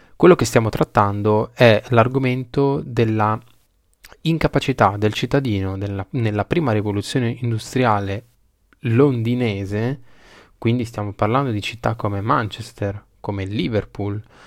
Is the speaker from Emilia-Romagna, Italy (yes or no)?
yes; Bologna, Emilia-Romagna, Italy; io sono di Bologna